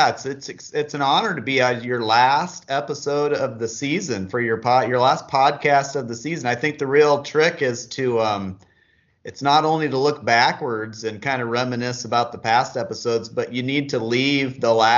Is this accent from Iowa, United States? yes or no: yes; Iowa, United States; moved away; We're both from Iowa originally, and met in college